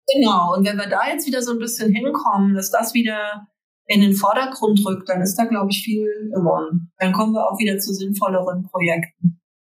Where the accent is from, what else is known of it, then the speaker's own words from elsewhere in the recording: near Frankfurt, Hesse, Germany; Das ist hier ganz in der Nähe von Frankfurt